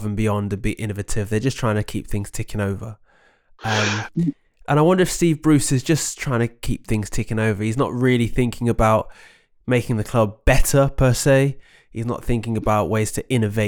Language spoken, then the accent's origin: English; Oxford, South East England, United Kingdom; growing up near Kasam Stadium